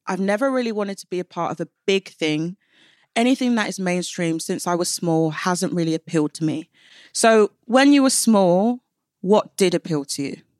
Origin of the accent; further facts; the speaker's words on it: London, United Kingdom; I grew up in East London